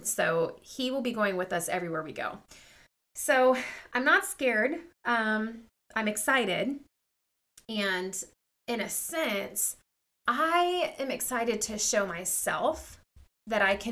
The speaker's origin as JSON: {"language": "English", "region": "Southern California", "country": "United States", "tie": "born or raised there", "also_born_or_lived": "Ketchikan, Alaska", "moved": "as an adult", "said": "Born and raised in Southern California"}